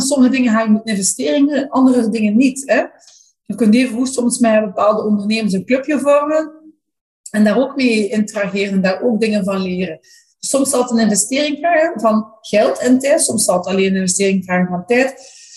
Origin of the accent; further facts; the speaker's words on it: Flanders, Belgium; maar als Vlamingen